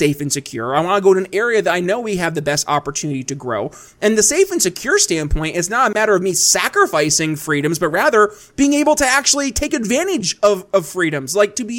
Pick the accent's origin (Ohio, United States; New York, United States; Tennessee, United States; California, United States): New York, United States; moved away as an adult; also born or lived in Philadelphia, Pennsylvania; now in eastern Indiana, United States; I saw in my home state of New York State it happening. And I couldn't raise a family there